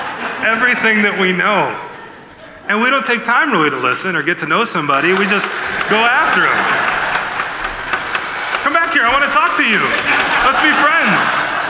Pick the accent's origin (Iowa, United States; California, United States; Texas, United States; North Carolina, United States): Iowa, United States; now in Milford, United States; I live in Milford, but I grew up in Iowa.